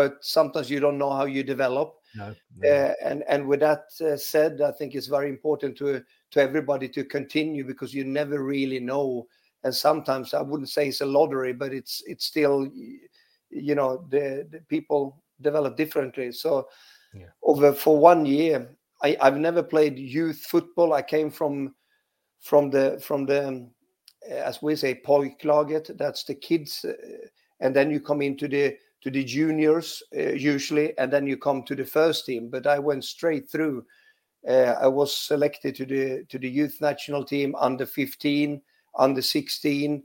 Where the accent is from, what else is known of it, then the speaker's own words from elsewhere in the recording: Västerås, Västmanland, Sweden; accent: Swedish; English is a second language; moved away as an adult; also born or lived in Leicester; I grew up there in Vasterås, same as Victor Lindelöf